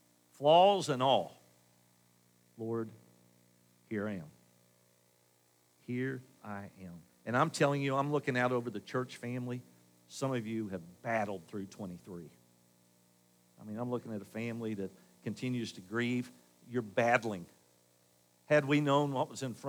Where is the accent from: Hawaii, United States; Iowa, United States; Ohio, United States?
Ohio, United States; Dayton; I grew up in Northridge, and despite what you think of Northridge and North Dixie Drive in Dayton, North Dayton, it was a great place to grow up back then